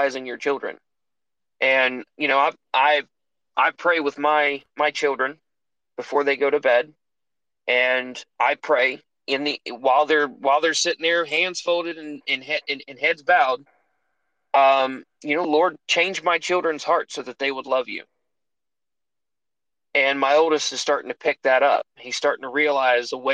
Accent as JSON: {"language": "English", "region": "Mississippi", "country": "United States", "said": "I'm from Mississippi, guys. The high school teachers were actual communists."}